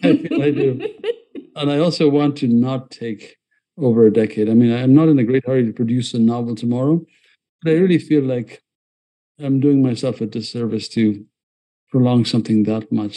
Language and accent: English; Ethiopia; now in United States; I escaped you know, uh, a country that was imploding in Ethiopia